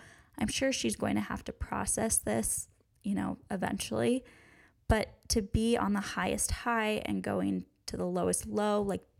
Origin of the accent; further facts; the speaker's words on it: United States; And honestly, in my eyes, maybe I'm too American here, but it was gross.